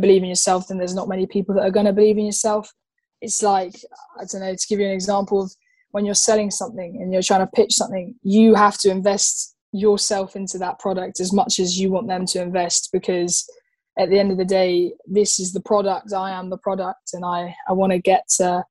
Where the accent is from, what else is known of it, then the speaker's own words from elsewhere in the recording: England, United Kingdom; I'm as English as I am Irish. Yes, I've lived in England